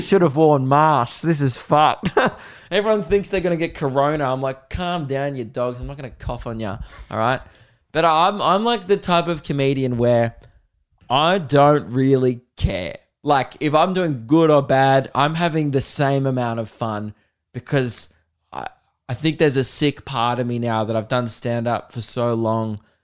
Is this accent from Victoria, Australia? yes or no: yes; Melbourne, Victoria, Australia; I'm from Melbourne